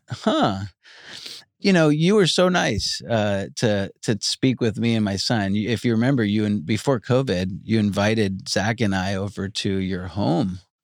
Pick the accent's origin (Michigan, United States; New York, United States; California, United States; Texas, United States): New York, United States; Long Island; moved away as an adult; also born or lived in Georgia; I grew up in Long Island